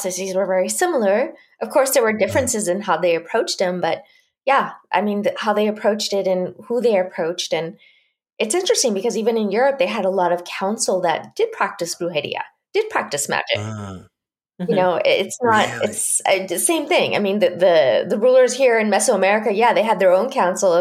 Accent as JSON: {"language": "English", "region": "Chihuahua", "country": "Mexico", "tie": "born or raised there", "said": "I was growing up in Chihuahua, Mexico, which is the northern part of Mexico"}